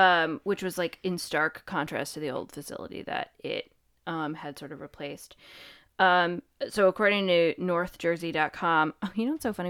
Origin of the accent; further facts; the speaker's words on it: Connecticut, United States; we're from Connecticut